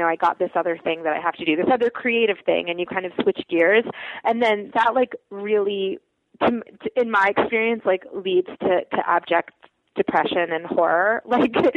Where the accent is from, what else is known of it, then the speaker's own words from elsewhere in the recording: United States; also born or lived in Soviet Union; I grew up in America